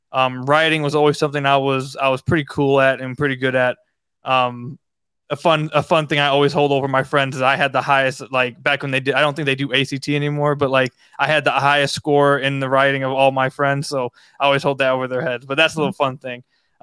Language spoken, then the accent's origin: English; Detroit, Michigan, United States; I was born in Detroit.